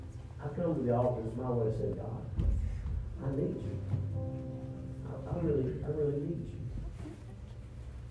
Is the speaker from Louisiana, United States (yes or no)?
yes; Louisiana, United States; I am from Louisiana